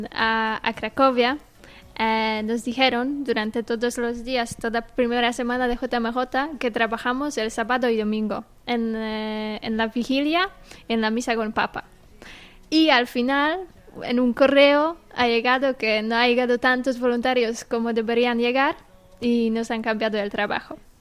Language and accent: Spanish; Toruń, Kuyavian-Pomeranian Voivodeship, Poland; Spanish is a second language; moved away as an adult; now in Murcia, Spain; soy de Polonia, soy de Torun. Eh, ahora mismo estoy viviendo aquí, en España, en Murcia